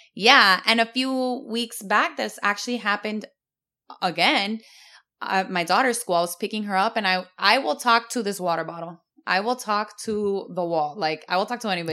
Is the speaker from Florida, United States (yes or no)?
yes; Miami, Florida, United States; I grew up in Westchester